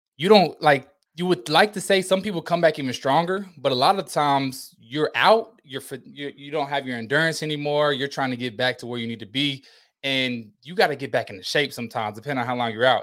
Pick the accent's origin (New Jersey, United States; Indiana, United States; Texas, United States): Indiana, United States; moved away as an adult; also born or lived in Bowling Green, Kentucky; I'm from Indiana